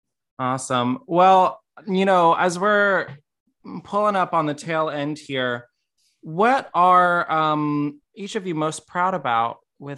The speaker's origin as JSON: {"language": "English", "region": "Florida", "country": "United States", "tie": "born or raised there", "said": "I was born in Florida."}